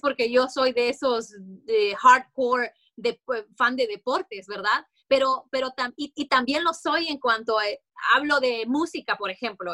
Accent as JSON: {"language": "Spanish", "country": "Honduras", "tie": "born or raised there", "also_born_or_lived": "Orlando, Florida", "moved": "as an adult", "lives_now": "United States", "said": "cuando yo llegué a este país, yo soy hondureña, entonces en Honduras vos creces"}